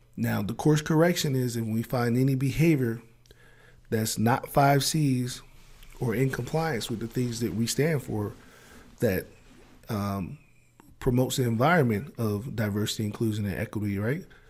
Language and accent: English; Maryland, United States; accent: Maryland; my Maryland accent